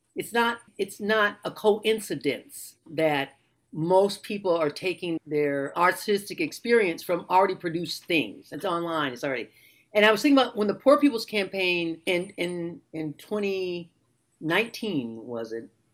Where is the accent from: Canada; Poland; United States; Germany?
United States; Detroit, Michigan; I'm from Detroit